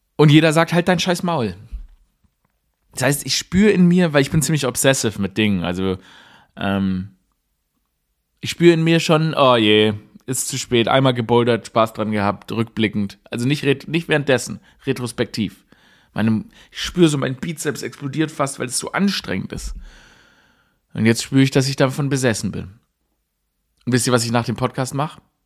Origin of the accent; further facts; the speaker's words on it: Germany; wenn man aufgewachsen ist in Deutschland in dieser Zeit, wie ich